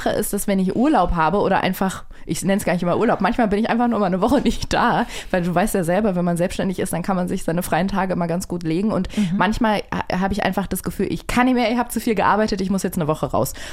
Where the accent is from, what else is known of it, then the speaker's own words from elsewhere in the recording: Berlin, Germany; born there; Aber ich bin sehr, in Berlin geboren.